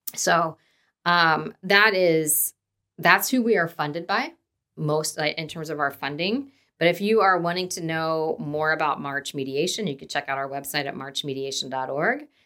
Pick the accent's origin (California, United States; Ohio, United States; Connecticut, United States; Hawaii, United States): Ohio, United States; Dayton; moved away as an adult; also born or lived in Indiana; now in Kansas City, United States; born and raised in Dayton, Ohio, moved to Indiana, went to Ball State for undergrad